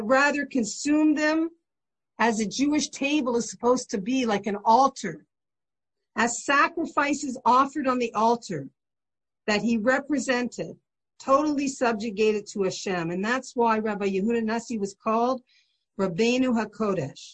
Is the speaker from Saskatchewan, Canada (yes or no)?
no; St. Catharines, Ontario, Canada; I remember my best friend was Baptist next door growing up in St. Catharines